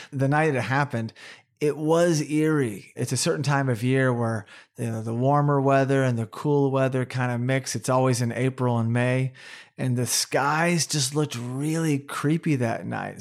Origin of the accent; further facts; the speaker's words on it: Oklahoma, United States; also born or lived in Tulsa, Oklahoma; growing up in Oklahoma, we dealt with tornadoes